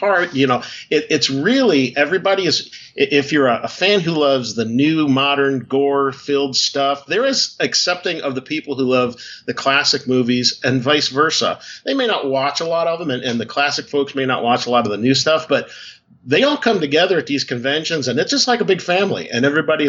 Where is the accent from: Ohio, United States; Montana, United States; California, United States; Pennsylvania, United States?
Ohio, United States; Cleveland; I grew up in Cleveland, Ohio area